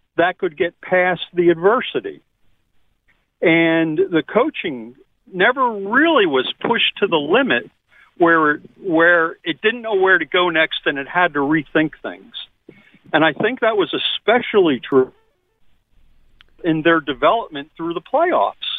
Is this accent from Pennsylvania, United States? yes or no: yes; Philadelphia, Pennsylvania, United States; now in North Carolina, United States; I'm originally from Philly.